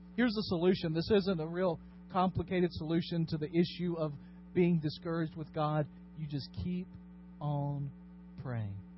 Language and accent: English; Dyersburg, Tennessee, United States; my hometown of Dyersburg